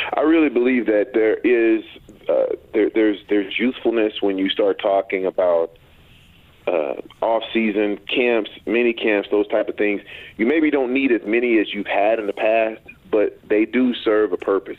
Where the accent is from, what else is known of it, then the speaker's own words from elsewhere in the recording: Texas, United States; I'm from Texas